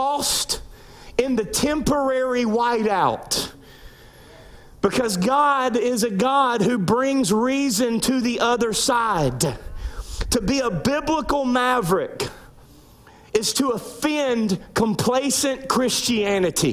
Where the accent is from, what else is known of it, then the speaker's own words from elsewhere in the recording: Louisiana, United States; I grew up in Louisiana